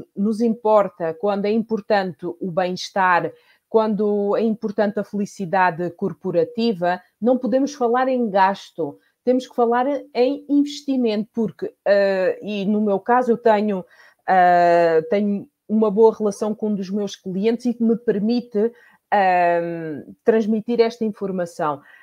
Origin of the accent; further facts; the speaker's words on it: Portugal; moved away as an adult; now in Spain; eu sou portuguesa, mas há 18 anos que eu vivo na Espanha